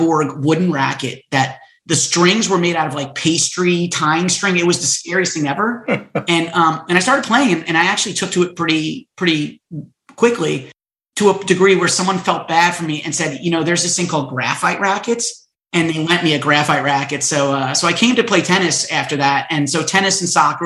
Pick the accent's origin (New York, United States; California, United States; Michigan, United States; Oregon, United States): New York, United States; Stony Brook; also born or lived in Queens, New York; I was born in Queens, and my mother got divorced and remarried when I was very young, and so we moved out to Long Island